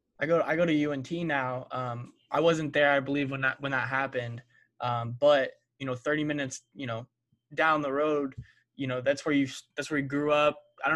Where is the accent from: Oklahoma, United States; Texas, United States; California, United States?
Texas, United States; Coppell; growing up in Coppell is kind of similar. Football is kind of life.